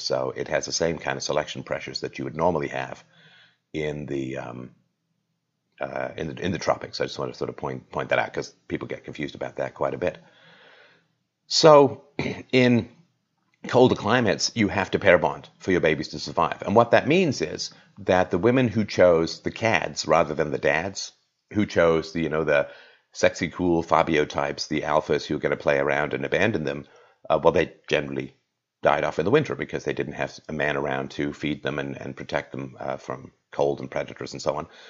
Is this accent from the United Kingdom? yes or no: yes; England, United Kingdom; I grew up in England